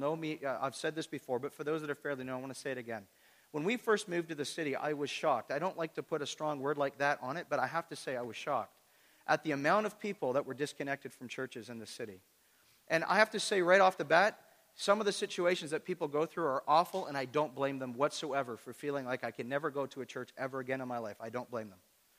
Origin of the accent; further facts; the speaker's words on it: Toronto, Ontario, Canada; And the interesting thing about Kingston is when I come from the Toronto area, people that are disconnected from church in the Toronto area